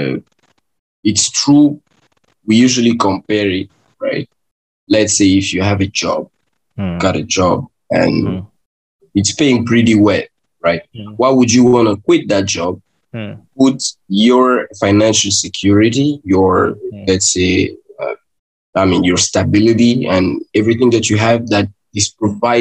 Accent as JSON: {"language": "English", "region": "Kinshasa", "country": "DR Congo", "tie": "born or raised there", "said": "I was born in Kinshasa. Hmm. Born in Kinshasa. I raised there. I grew up there"}